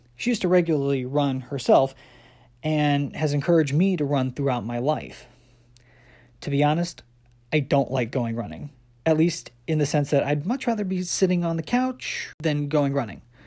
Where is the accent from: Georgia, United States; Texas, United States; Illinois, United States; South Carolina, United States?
South Carolina, United States; moved away; also born or lived in Midwest / Washington, D.C. / London; growing up, I'd traveled between uh, my parents' house in South Carolina to go visit my biological father in St. Louis. Then later on in my life, we moved from South Carolina to the Midwest